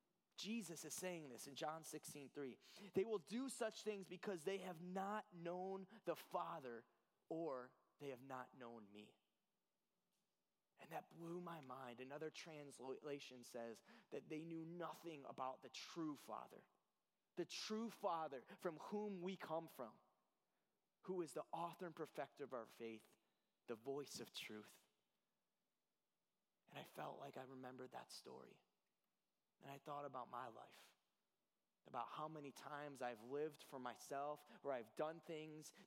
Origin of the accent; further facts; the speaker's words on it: Cleveland, Ohio, United States; now in Illinois, United States; I'm from Cleveland.